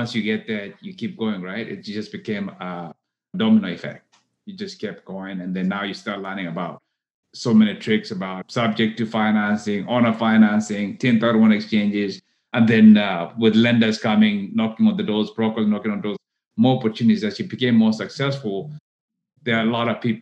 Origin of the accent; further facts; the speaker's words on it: Kenya; moved away as an adult; now in Texas, United States; I was born in Kenya. I came to the U.S. to go to college here in Texas.